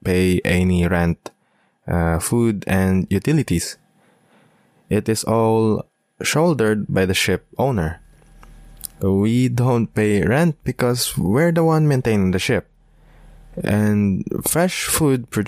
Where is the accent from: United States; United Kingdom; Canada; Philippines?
Philippines; being a Filipino seafarer